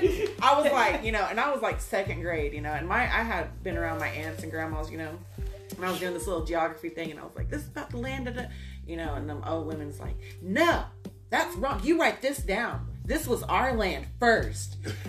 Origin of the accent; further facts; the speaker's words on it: Norman, Oklahoma, United States; Growing up in Norman, I was like one of the only Indian kids going to school there, other than my sister